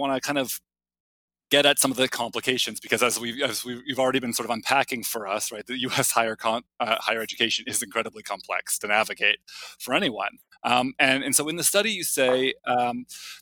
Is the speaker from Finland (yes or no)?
no; Canada; also born or lived in Toronto; I'm Canadian